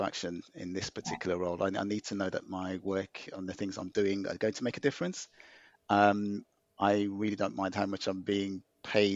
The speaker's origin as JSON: {"language": "English", "town": "Birmingham", "region": "West Midlands", "country": "United Kingdom", "tie": "born or raised there", "also_born_or_lived": "Greenwich", "moved": "yes", "said": "I was born in Handsworth, Birmingham, which is remains a kind of an inner city, poorer area of the city. So, but I've always been proud of my roots and my upbringing"}